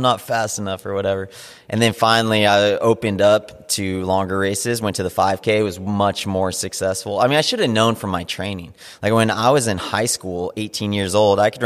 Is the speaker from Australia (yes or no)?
no; Big Bear Lake, California, United States; I grew up in Big Bear Lake, which is a tiny little mountain town in Southern California